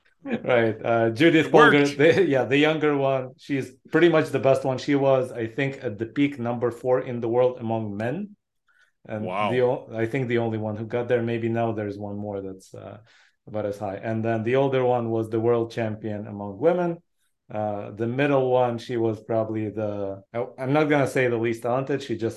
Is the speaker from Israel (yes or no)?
yes; Israel; born or raised there